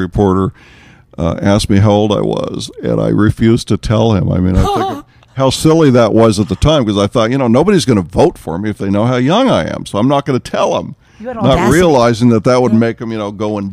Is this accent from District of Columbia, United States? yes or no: no; Corona, California, United States; we come from Corona, California